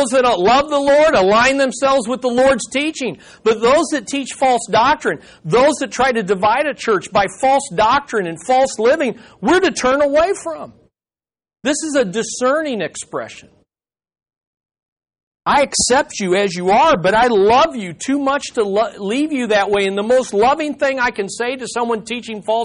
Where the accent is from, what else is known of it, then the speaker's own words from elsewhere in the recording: United States; as an American Christian